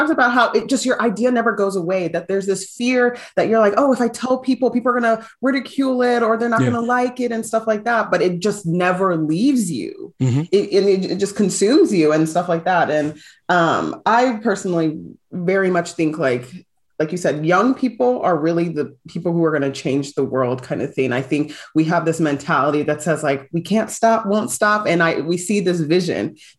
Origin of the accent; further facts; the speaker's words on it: United States; I know like being Nigerian American, like my parents want me to be set up to provide for myself.